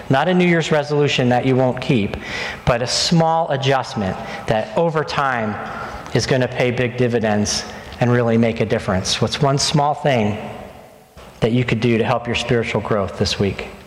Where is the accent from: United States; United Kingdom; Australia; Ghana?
United States; New Jersey; also born or lived in Indonesia; We went almost five years without real pizza, and I'm from North Jersey.